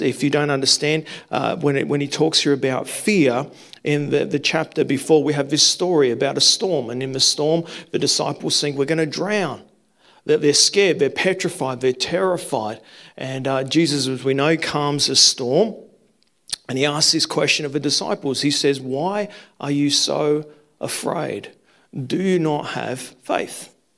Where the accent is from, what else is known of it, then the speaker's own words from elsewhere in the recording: South Australia, Australia; moved away as an adult; also born or lived in New South Wales; I grew up in South Australia